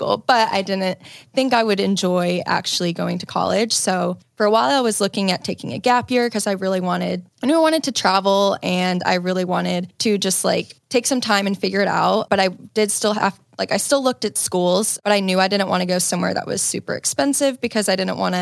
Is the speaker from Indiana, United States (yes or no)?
yes; Indiana, United States; now in Chicago, United States; grew up in Indiana